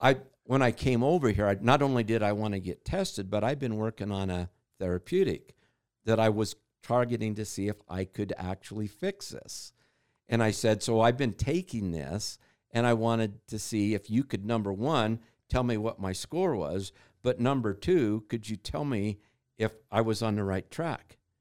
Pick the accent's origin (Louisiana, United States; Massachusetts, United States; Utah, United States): Utah, United States; I grew up in Utah